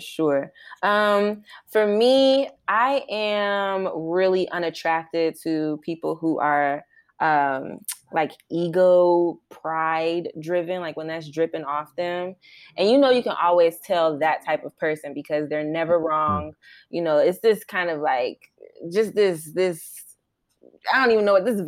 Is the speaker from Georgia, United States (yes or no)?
yes; Atlanta, Georgia, United States; I'm from Atlanta, Georgia